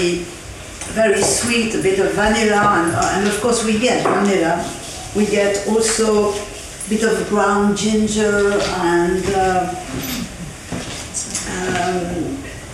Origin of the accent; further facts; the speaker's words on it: France; I'm French